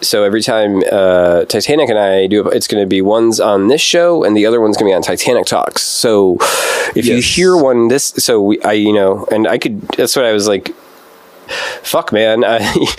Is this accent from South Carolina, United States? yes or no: no; Stoughton, Wisconsin, United States; also born or lived in Madison / Chicago; my youth was in this suburb, super racist, shitty little town called Stoughton